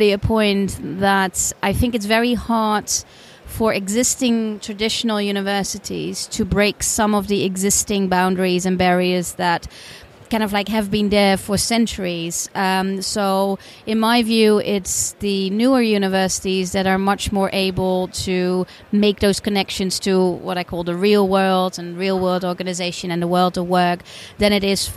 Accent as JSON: {"language": "English", "country": "Netherlands", "also_born_or_lived": "United States", "moved": "as an adult", "lives_now": "United Kingdom", "said": "I'm originally from the Netherlands, lived in the UK for 15 years"}